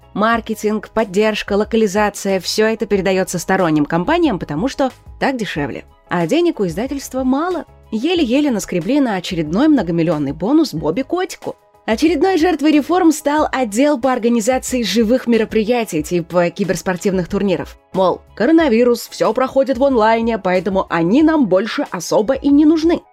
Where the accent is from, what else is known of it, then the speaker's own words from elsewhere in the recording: Russia; у нас в России